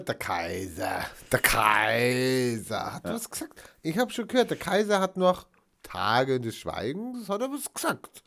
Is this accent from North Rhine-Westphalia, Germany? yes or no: yes; North Rhine-Westphalia, Germany; Ich hatte ja auch meine Schulbildung in Nordrhein-Westfalen erfahren und nicht in Bayern